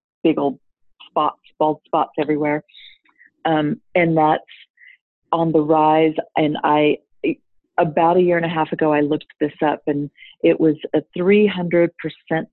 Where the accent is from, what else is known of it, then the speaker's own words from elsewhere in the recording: Texas, United States; accent: southern; moved away; also born or lived in Singapore / Dubai; a Texas girl